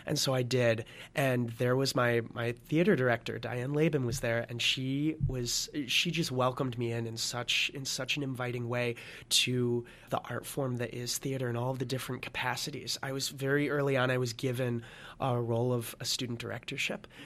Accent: Lansing, Michigan, United States; moved away as an adult; also born or lived in Notre Dame, Indiana; originally from Lansing, Michigan

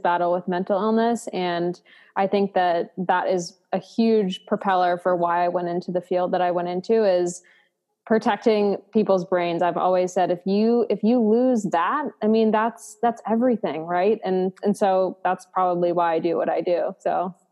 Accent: outside of Boston, Massachusetts, United States; I grew up outside of Boston

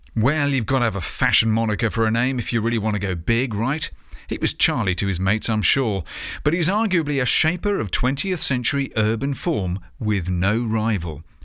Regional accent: United Kingdom; in my home country, the land-addicted U K.

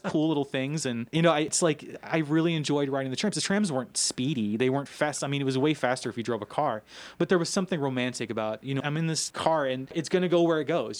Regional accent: Louisville, Kentucky, United States; moved away as an adult; also born or lived in Sofia, Bulgaria; I'm from Louisville

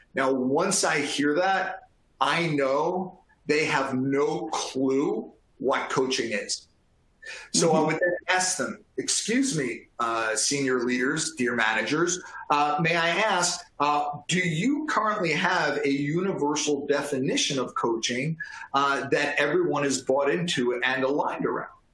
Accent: New York, United States; I am from New York

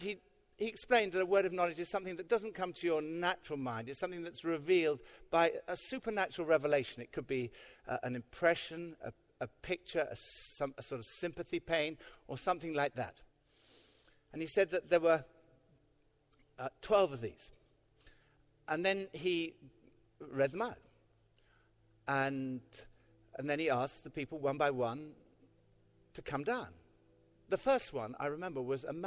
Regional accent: United Kingdom; we're British

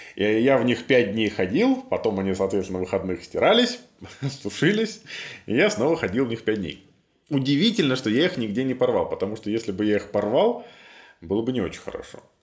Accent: Minsk, Belarus; Я вырос на Ангарской, в северном поселке

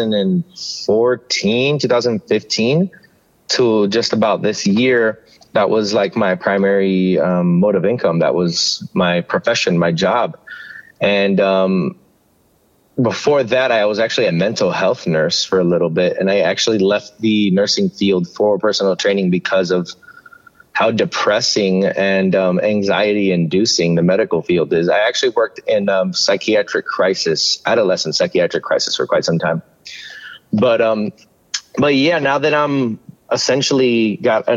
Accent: Miami, Florida, United States; moved away as an adult; also born or lived in Maui, Hawaii; now in Tucson, United States; I was actually born and raised in Miami, Florida

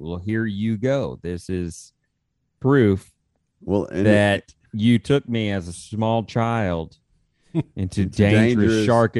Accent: Austin, Texas, United States; Growing up in Austin

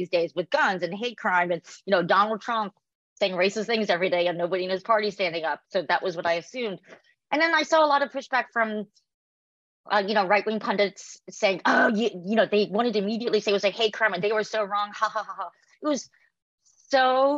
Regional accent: South Korea; now in United States; I'm from South Korea, we celebrate Lunar New Year

